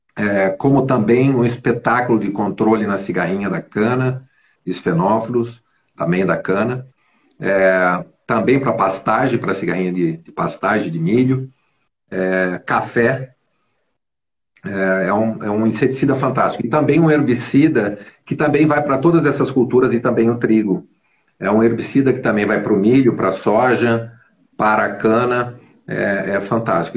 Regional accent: Brazil

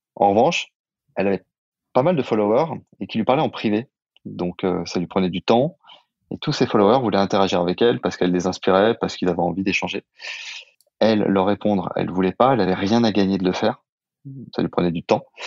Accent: Saint-Étienne, Auvergne-Rhône-Alpes, France; also born or lived in Lyon; now in Paris, France; On est deux copains d'enfance d'origine stéphanoise

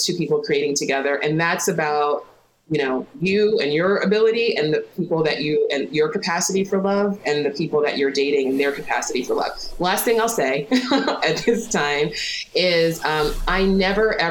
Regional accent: New York City, New York, United States; I grew up in New York City

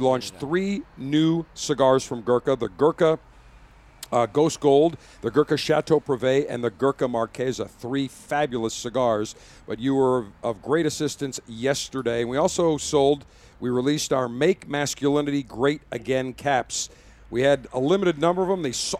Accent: Buffalo, New York, United States; now in Florida, United States; I grew up in Buffalo

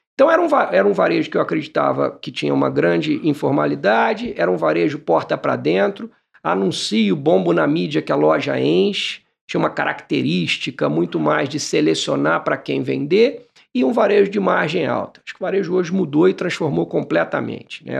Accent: Barra Mansa, Rio de Janeiro, Brazil; eu nasci em Barra Mansa

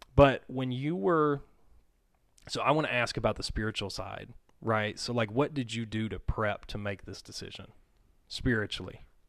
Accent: Mississippi, United States; moved away; I grew up in Mississippi. And my family moved here in two thousand nine.

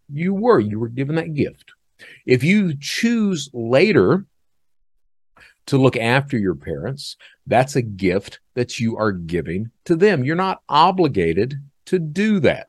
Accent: Eastern Kentucky, United States; I'm from Eastern Kentucky. That's the way I was brought up.

